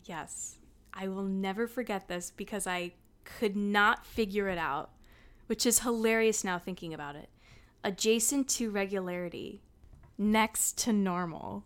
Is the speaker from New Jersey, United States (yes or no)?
yes; New Jersey, United States; I grew up in New Jersey